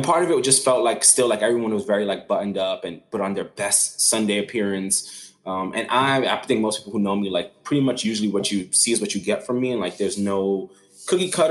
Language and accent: English; New York City, New York, United States; growing up in Brooklyn was just a really tough life